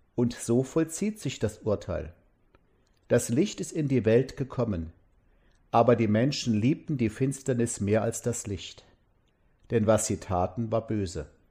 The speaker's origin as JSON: {"language": "German", "town": "Mosbach", "region": "Baden-Württemberg", "country": "Germany", "tie": "born or raised there", "said": "in meiner Heimatstadt Moosbach haben die Leute früher Wein angebaut"}